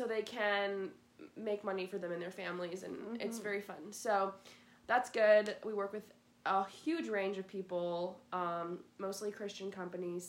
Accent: Dubuque, Iowa, United States; moved away as an adult; now in Iowa City, United States; I'm from originally from Dubuque, Iowa

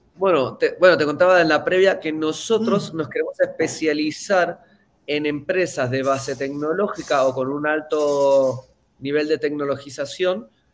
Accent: Mendoza, Argentina; no vengo de Buenos Aires, de hecho no vengo ni siquiera de una gran capital, vengo de Mendoza

